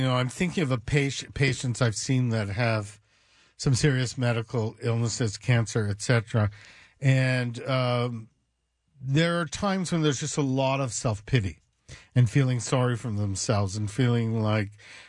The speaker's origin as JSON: {"language": "English", "country": "Canada", "said": "Hey, I'm from Canada."}